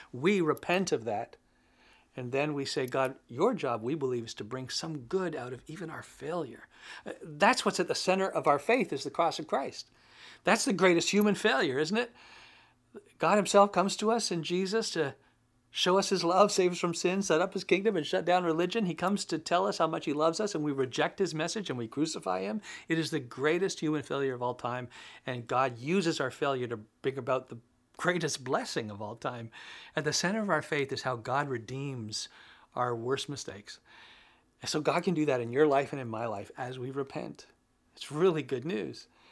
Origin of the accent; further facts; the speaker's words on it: Canada; As a Canadian, I guess I could say I belong to Canada